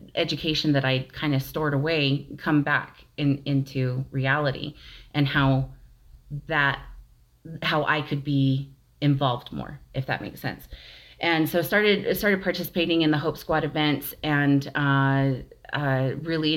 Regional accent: Las Vegas, Nevada, United States; moved away as an adult; now in Price, United States; I was actually born and raised in Las Vegas

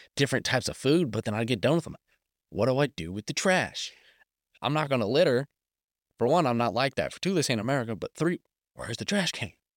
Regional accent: Colorado, United States; moved away; I'm from Colorado originally, so we're used to the cold winters or the dry summers

